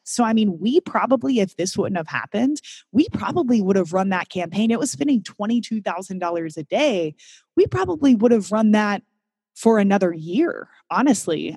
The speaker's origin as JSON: {"language": "English", "region": "Kentucky", "country": "United States", "tie": "born or raised there", "moved": "yes", "lives_now": "Amsterdam, Netherlands", "said": "I grew up in Kentucky"}